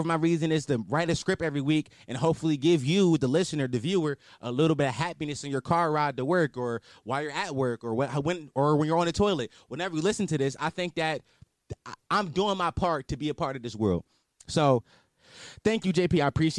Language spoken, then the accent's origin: English; Philadelphia, Pennsylvania, United States; And I'm from Philly, where we just lost an 18-year-old rapper, ….